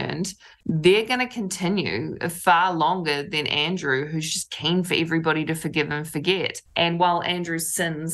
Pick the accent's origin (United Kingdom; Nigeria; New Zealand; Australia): New Zealand; I, as a Kiwi